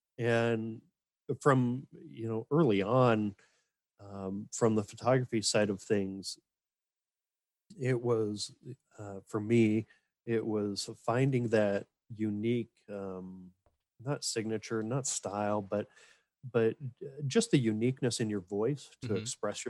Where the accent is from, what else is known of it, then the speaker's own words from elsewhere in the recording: Minnesota, United States; also born or lived in Montana; But for me, I was raised in Montana, born up there and then moved out to Minnesota as a young child.